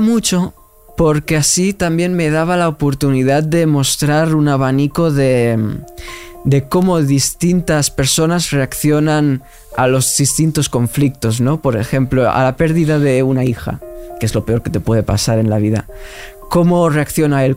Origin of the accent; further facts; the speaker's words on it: Tarragona, Catalonia, Spain; moved away as an adult; also born or lived in Alicante / Cuba; now in Madrid, Spain; yo soy de Tarragona, después viví en Alicante, he vivido en Cuba